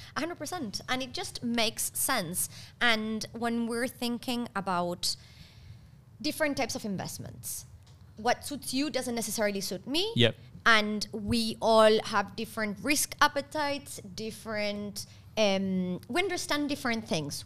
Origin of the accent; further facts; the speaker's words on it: Argentina; moved away; I come from Argentina.